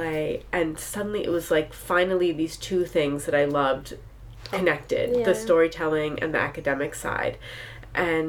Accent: New York City, New York, United States; I grew up in New York City

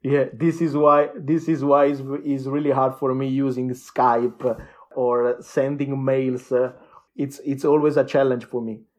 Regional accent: Lumezzane, Lombardy, Italy; English is a second language; I was born in a small town, uh, between Milano and Verona. It's called, uh, uh, Lumezzane, twenty K citizens

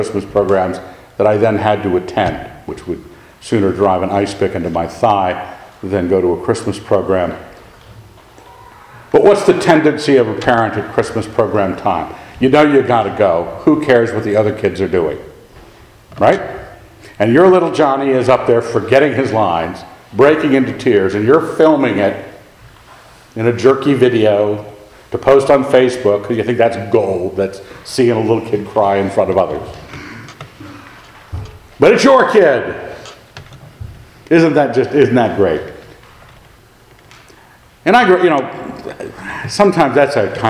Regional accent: Annapolis, Maryland, United States; moved away; I grew up in Annapolis, Maryland

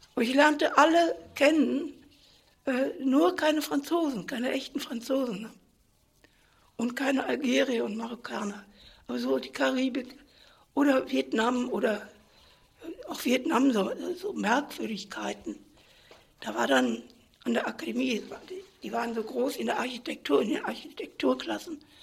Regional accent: Germany; also born or lived in Paris; die wollten mich als Deutsche ein bisschen erziehen

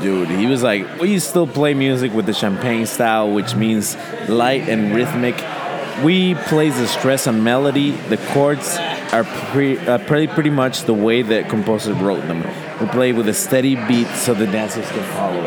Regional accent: Mexico City, Mexico; I'm actually from Mexico City

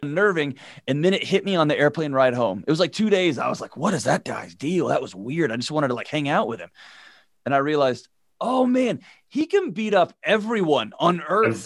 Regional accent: Houston, Texas, United States; I grew up in Houston

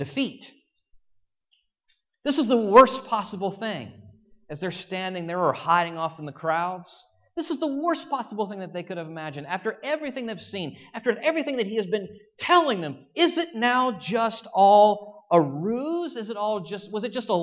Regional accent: Virginia, United States; I'm from Virginia

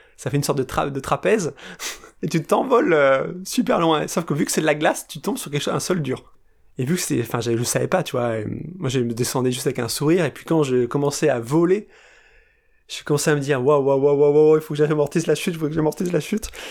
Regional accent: France; en tant que Français, avec ces traditions-là

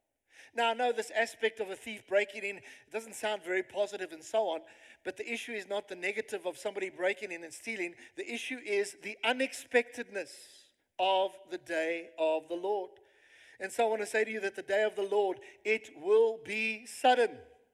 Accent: South Africa; you can actually these days put on your CV that I have lived in South Africa, you know? Hardcore, I'm a South African.

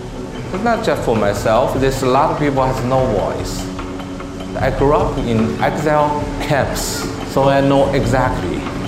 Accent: China; moved away; I grew up in China, a society which have very limited freedom. No freedom of speech, one party system.

